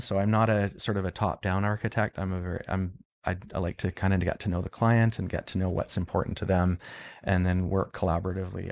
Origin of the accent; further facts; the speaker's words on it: Vancouver Island, British Columbia, Canada; I grew up on Vancouver Island